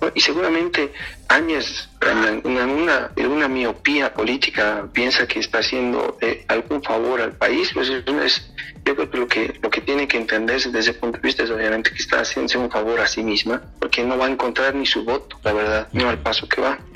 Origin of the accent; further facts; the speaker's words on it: Bolivia; como bolivianos